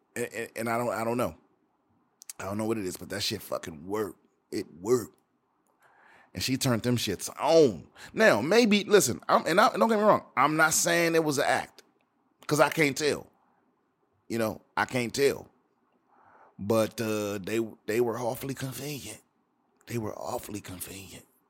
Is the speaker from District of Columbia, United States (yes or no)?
yes; Washington, District of Columbia, United States; a band from my hometown, from Washington, D C, the D M V.